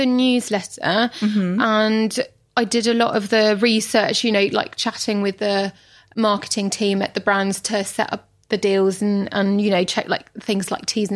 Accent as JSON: {"language": "English", "country": "France", "tie": "born or raised there", "moved": "yes", "lives_now": "London, United Kingdom", "said": "I grew up in France."}